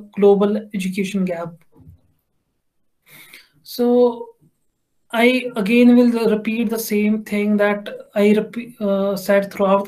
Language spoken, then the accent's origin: English; Jammu and Kashmir, India; I'm from Kashmir